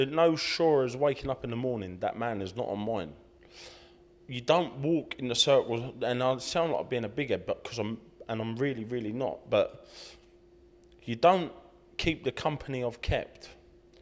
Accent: Hatfield, East of England, United Kingdom; I'm professional boxer from Hatfield, Hertfordshire

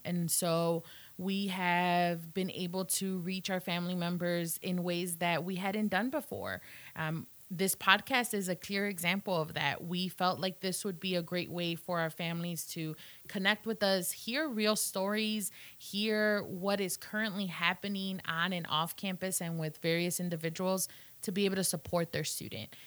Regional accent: Illinois, United States; moved away as an adult; now in Blacksburg, United States; I am from Illinois, and so very far from home here in beautiful Southwest Virginia

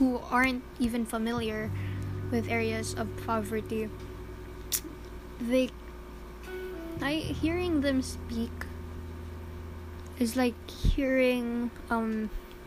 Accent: Philippines; Being a Filipino teen is hard. Because, okay. I'm living a middle class life in a third world country.

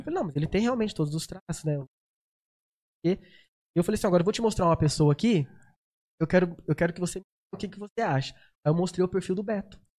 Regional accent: São José dos Campos, São Paulo, Brazil; also born or lived in Uberlândia; E vim pra cá pequeno

